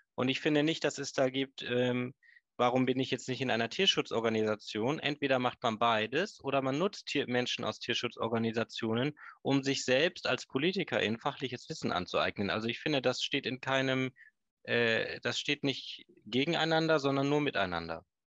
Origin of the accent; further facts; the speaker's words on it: Hagen, North Rhine-Westphalia, Germany; now in Stormarn, Germany; ich bin gebürtiger Nordrhein-Westfale. Meine Eltern, meine, wir kommen ursprünglich aus Hagen